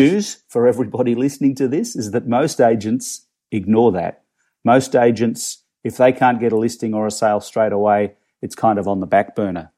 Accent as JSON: {"language": "English", "town": "Melbourne", "region": "Victoria", "country": "Australia", "moved": "as an adult", "lives_now": "Toronto, Canada", "said": "I'm originally from Melbourne, Australia. Um, long story short, I live, I live here in, in Toronto, in Canada"}